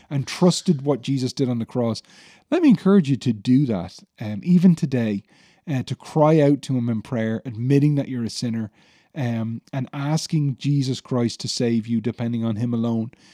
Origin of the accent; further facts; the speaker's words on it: Ireland; many of us as Irish people